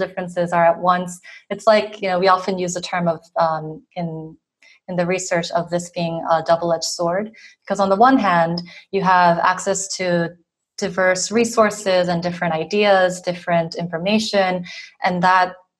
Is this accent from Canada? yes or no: no; South Korea; moved away as an adult; also born or lived in Boston, United States; now in France; I'm from South Korea originally, but I spent a lot of time in the U.S. living and studying there, mostly in Boston for over 10 years.